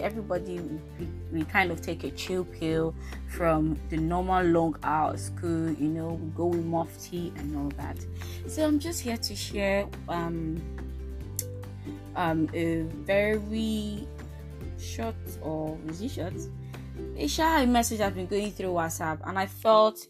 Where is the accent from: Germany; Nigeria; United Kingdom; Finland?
Nigeria; I am from Nigeria